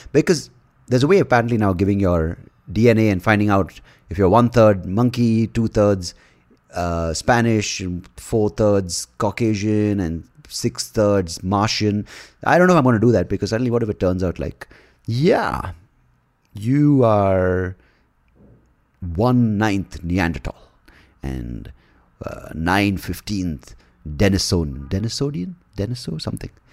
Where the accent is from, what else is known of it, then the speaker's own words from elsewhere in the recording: India; as an Indian